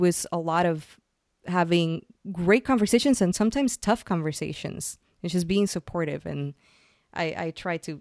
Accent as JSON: {"language": "English", "country": "Puerto Rico", "also_born_or_lived": "San Francisco, United States", "moved": "as an adult", "lives_now": "New York, United States", "said": "I'm originally from Puerto Rico. And I moved from Puerto Rico to San Francisco to start my tech career"}